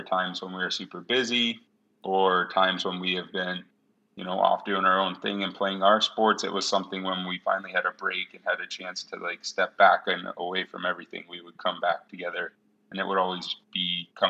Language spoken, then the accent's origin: English; Washington, United States; I grew up in Washington State. Hans and I both did